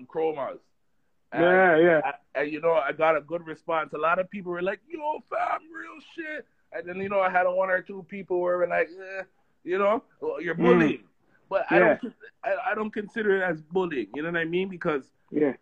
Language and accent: English; Toronto, Ontario, Canada; also born or lived in Oakwood and Vaughan, Toronto; I come from Oakland and Vaughan originally, but I grew up in Finch, right? Driftwood and those stuff